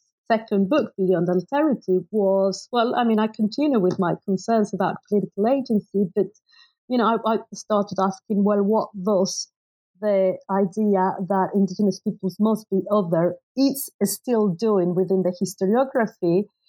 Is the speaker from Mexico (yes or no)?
yes; Mexico; although I grew up in Mexico, I'd done my undergrad and graduate studies abroad